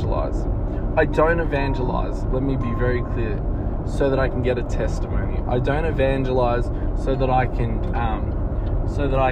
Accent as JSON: {"language": "English", "town": "Melbourne", "region": "Victoria", "country": "Australia", "tie": "born or raised there", "said": "my hometown of Melbourne"}